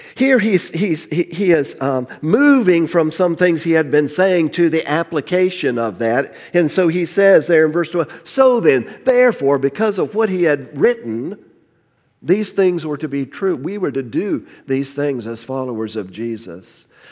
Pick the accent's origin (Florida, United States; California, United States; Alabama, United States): Florida, United States; Miami; moved away; I grew up in, in South Florida